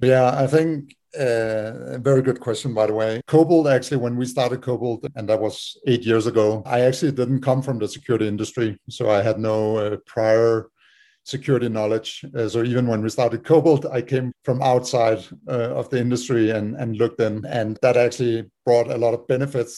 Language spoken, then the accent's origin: English; Denmark; moved away as an adult; now in United States; we're all from Denmark